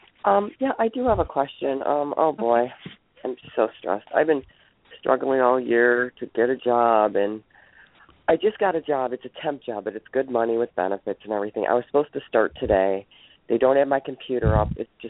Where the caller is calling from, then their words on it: Ohio, United States; I'm from Ohio.